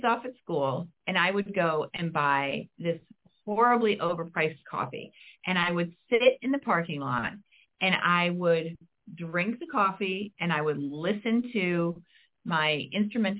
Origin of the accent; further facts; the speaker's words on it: Midwest, United States; I'm from the Midwest